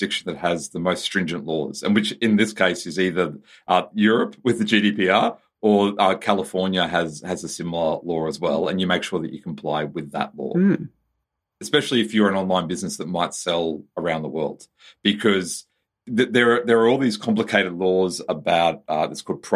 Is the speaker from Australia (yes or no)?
yes; Australia; as an Australian